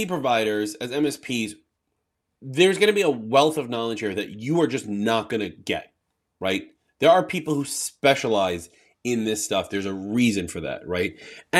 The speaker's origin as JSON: {"language": "English", "region": "New York", "country": "United States", "said": "I'm from New York"}